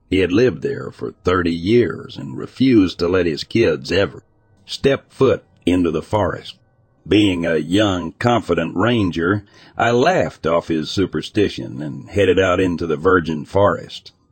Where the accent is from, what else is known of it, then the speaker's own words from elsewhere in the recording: East Coast, United States; I'm from the East Coast, so I don't know if that's a thing out west in places with large feral dog populations.